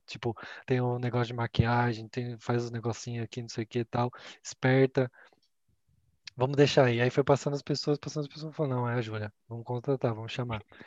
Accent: Campinas, São Paulo, Brazil; Eu sou de Campinas

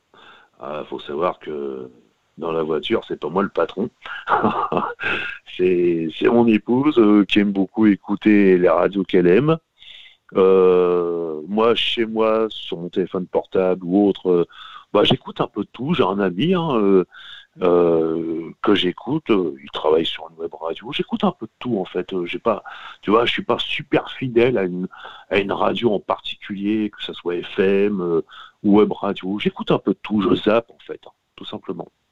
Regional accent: Normandy, France; de chez moi en Normandie

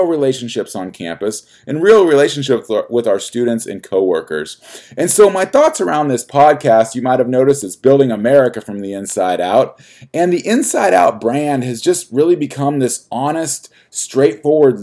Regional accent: United States; as an American

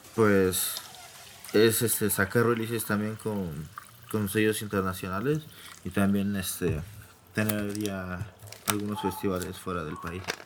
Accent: Mexico City, Mexico; nací en la Ciudad de México, siempre he vivido aquí en la Ciudad de México

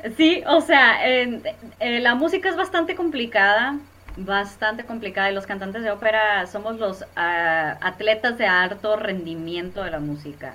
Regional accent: Hermosillo, Sonora, Mexico; soy originaria de Hermosillo, Sonora

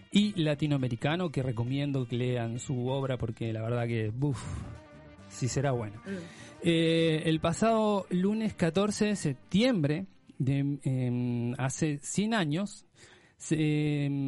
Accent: Montevideo, Uruguay; now in Chile; en las calles de mi querida y hermosa Montevideo

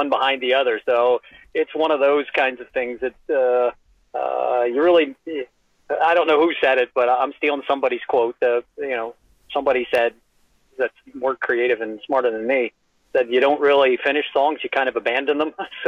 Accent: United States; I'm an American

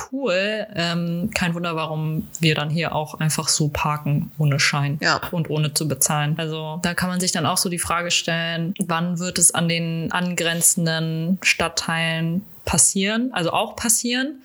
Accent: Hamburg, Germany; als Hamburger

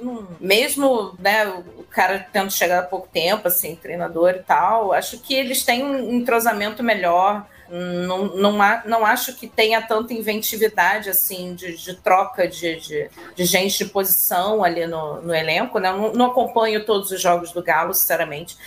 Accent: Rio de Janeiro, Brazil; carioca e flamenguista

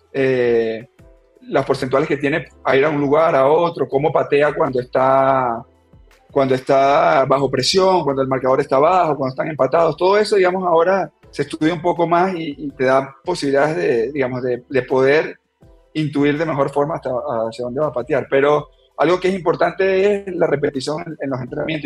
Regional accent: Turén, Portuguesa, Venezuela; moved away as an adult; now in Ecuador; En, mi pueblo, la verdad que siempre el fútbol ha sido, digamos, el deporte dominante

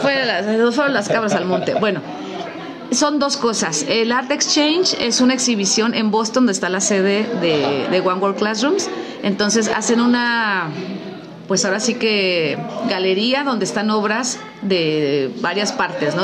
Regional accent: Mexico

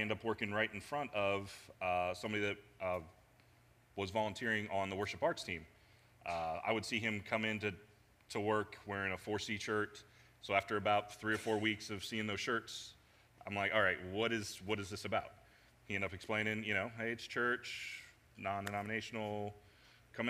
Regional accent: Indianapolis, Indiana, United States; moved away as an adult; now in Cincinnati, United States; I grew up in Indianapolis, moved here to Cincinnati. When I was about 22, 23

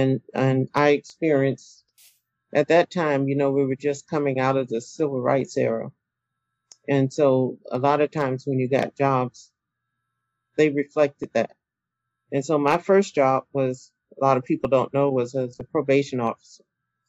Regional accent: Simpsonville, South Carolina, United States; born there; I was born in Simpsonville, South Carolina. And just recently found out that there was a school named after one of my relatives there.

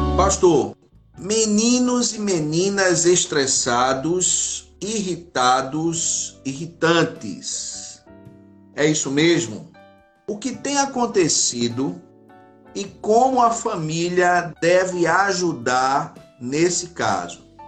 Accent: Recife, Pernambuco, Brazil; Eu sou do Grande Recife, né? Eu sou de Recife, na verdade

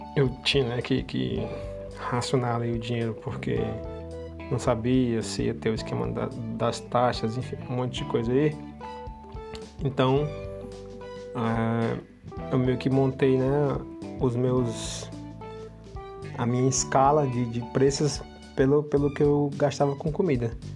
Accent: Brazil; moved away; eu sou do Brasil

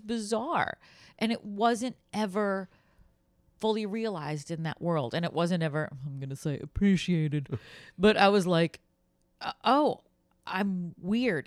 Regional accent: Boston, Massachusetts, United States; moved away as an adult; I grew up in Boston

